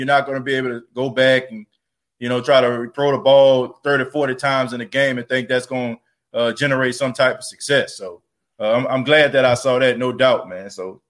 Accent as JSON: {"language": "English", "town": "New Orleans", "region": "Louisiana", "country": "United States", "tie": "born or raised there", "also_born_or_lived": "Dallas", "moved": "as an adult", "lives_now": "Myrtle Beach, United States", "said": "growing up in New Orleans. I grew up around a whole bunch of African Americans."}